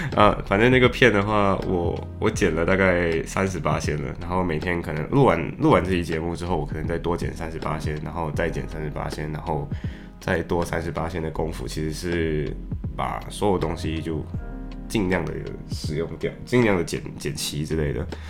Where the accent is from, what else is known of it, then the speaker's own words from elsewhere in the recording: Malaysia; accent: Malaysian English; now in Liverpool, United Kingdom; 作为马来西亚人经常会有的习惯，就是在说英语的时候很容易说成马来西亚英语